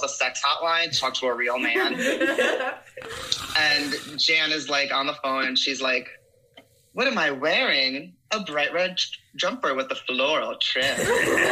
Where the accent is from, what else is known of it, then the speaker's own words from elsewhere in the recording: Paramus, New Jersey, United States; also born or lived in Lyndhurst, New Jersey; I'm a Jersey kid